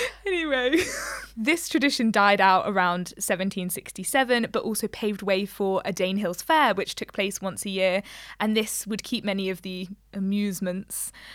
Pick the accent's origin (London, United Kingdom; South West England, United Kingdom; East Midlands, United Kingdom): East Midlands, United Kingdom; Leicester; we're from Leicester